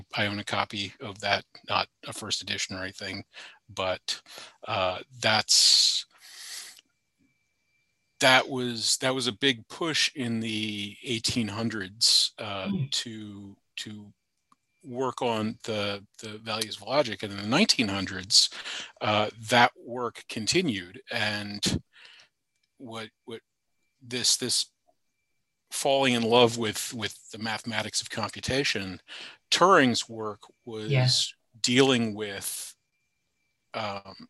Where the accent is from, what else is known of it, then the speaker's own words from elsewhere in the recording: Charlottesville, Virginia, United States; I went to University of Virginia, which is in my hometown, Charlottesville